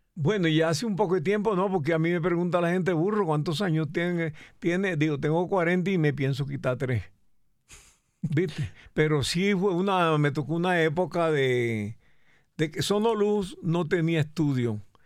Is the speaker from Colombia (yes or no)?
yes; Cereté, Córdoba, Colombia; accent: costeño; moved away as an adult; also born or lived in Bogotá; yo soy de Cereté Corto